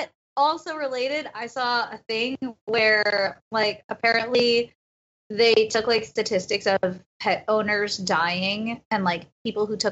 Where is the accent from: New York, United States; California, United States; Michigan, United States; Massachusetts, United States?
New York, United States; moved away as an adult; now in Los Angeles, United States; I grew up in New York my whole life. I moved to LA when I turned 18